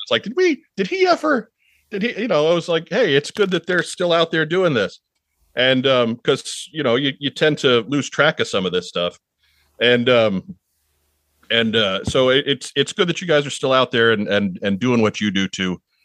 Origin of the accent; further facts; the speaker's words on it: Long Island, New York, United States; moved away; also born or lived in Midwest; I'm from Long Island